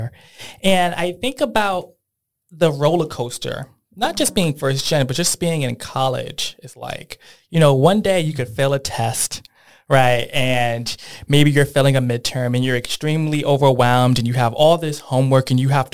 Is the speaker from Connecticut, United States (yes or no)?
yes; Bridgeport, Connecticut, United States; I grew up in Bridgeport